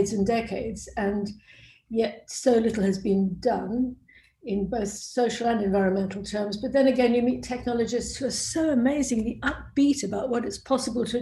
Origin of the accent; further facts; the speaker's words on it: South Africa; moved away; also born or lived in Cambridge; I grew up in South Africa, one of the world's beautiful countries